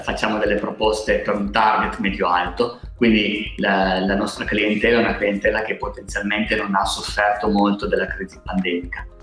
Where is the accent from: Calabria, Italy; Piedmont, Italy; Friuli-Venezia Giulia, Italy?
Piedmont, Italy; Alba; siamo cinque soci, siamo di Alba